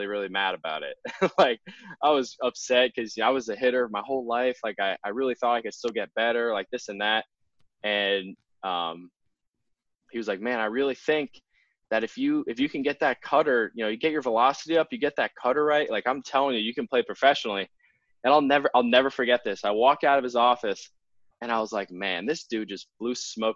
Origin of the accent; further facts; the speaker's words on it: 40 minutes from Reading, Pennsylvania, United States; my hometown is 40 minutes away from Reading.